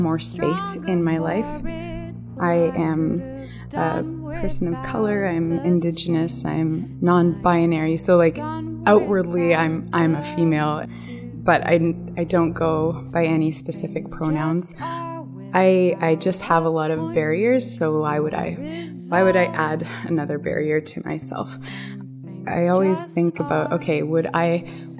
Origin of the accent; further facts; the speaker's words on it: Canada; I am from Biktagon First Nation